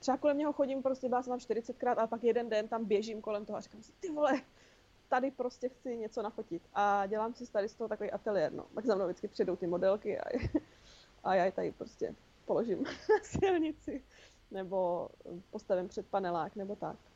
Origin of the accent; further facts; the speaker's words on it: Olomouc, Olomouc Region, Czechia; now in Prague, Czech Republic; to sídliště, na kterém jsem vyrostla já v Olomouci